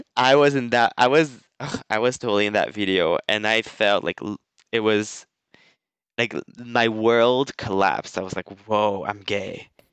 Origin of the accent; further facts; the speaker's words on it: France; moved away as an adult; also born or lived in United States; I moved back to France and uh, I moved back to my mom's house